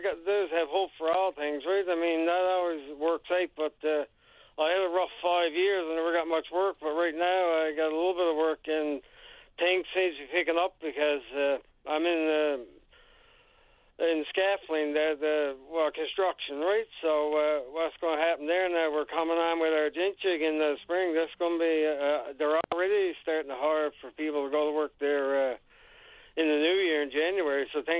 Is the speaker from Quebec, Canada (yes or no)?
no; Rock Harbour, Newfoundland and Labrador, Canada; I come from the Upper Peninsula, Rock Harbor, a beautiful province we have here, eh?